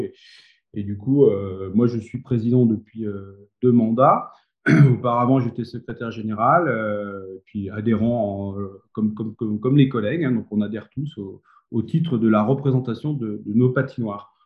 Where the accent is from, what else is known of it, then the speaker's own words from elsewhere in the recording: Grenoble, Auvergne-Rhône-Alpes, France; now in Méribel, France; je suis grenoblois, donc j'étais plutôt éducateur sportif